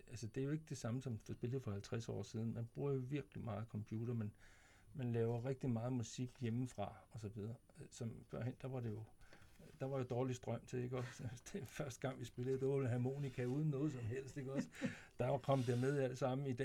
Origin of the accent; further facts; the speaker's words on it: Vemmelev, Zealand, Denmark; also born or lived in Korsør; jeg kommer jo fra, Vemmel, fra Vemmeløv, ikke også?